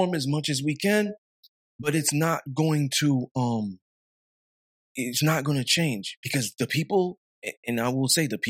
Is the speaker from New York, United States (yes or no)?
yes; New York City, New York, United States; I'm from Flatbush